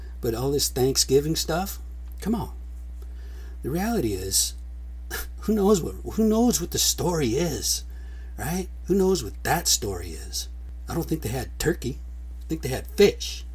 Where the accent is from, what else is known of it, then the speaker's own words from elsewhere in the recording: United States; we're American Indian